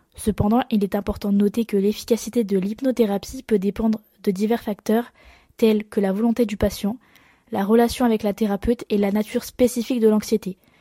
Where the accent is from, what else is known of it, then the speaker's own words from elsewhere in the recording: Marseille, Provence-Alpes-Côte d'Azur, France; accent: marseillais; j'ai l'accent marseillais